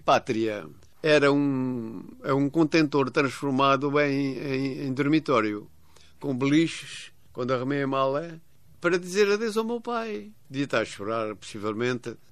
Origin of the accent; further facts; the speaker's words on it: São Tomé & Príncipe; Eu vou continuar em São Tomé, claro que é a minha terra, foi a terra que me criou